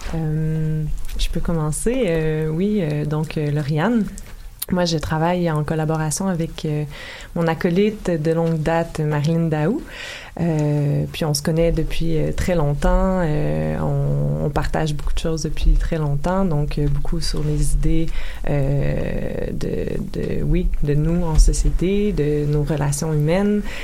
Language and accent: French; Lachute, Quebec, Canada; On vient des Laurentides.